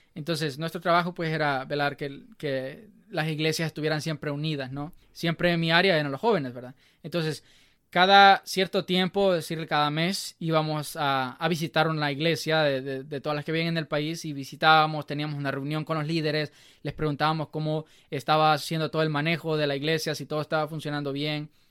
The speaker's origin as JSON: {"language": "Spanish", "town": "Nueva Concepción", "region": "Chalatenango", "country": "El Salvador", "tie": "born or raised there", "moved": "yes", "lives_now": "Alabama, United States", "said": "soy del Salvador, del departamento de Chalatenango, muy orgulloso. Nací en una pequeña, en un pequeño pueblo llamado Nueva Concepción."}